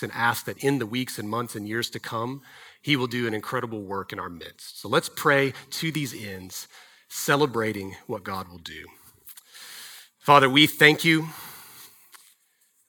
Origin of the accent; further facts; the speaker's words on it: Dallas, Texas, United States; I grew up in Texas. I grew up in DFW.